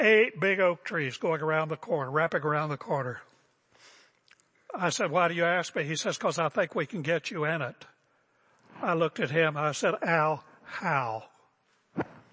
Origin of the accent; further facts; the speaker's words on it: West Virginia, United States; now in Portland, United States; I'm from West Virginia.